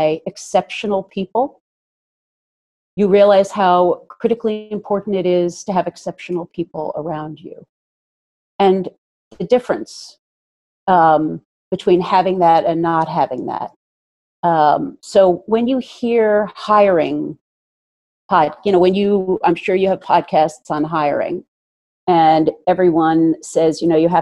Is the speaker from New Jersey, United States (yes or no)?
yes; Princeton, New Jersey, United States; I was brought up in Princeton, New Jersey, and have basically lived here in the tri-state area forever